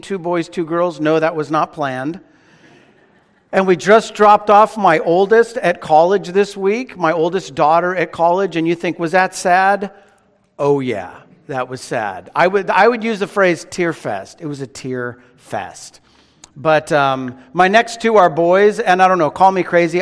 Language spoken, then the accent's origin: English; Phoenix, Arizona, United States; also born or lived in Pasadena, California / Northridge, California; now in Redlands, United States; I was born in Pasadena. Grew up in Phoenix.